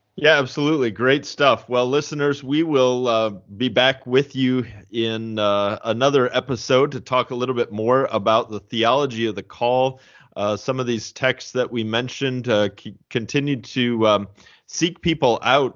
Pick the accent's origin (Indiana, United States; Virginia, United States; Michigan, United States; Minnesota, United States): Indiana, United States; also born or lived in St. Louis, Missouri; I am a Hoosier, uh, through and through, both the Saint Louis, uh, version and the Indiana version.